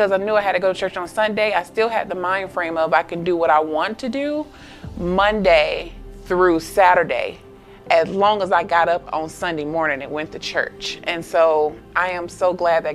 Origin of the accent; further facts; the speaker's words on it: Augusta, Georgia, United States; I'm from Augusta, Georgia